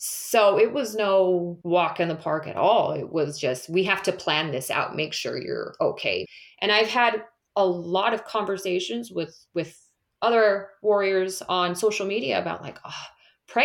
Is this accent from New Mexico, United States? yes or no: no; California, United States; moved away as an adult; also born or lived in Michigan / Las Vegas / United Kingdom; I'm born and raised in California, so I'm back in my hometown, and I don't plan on leaving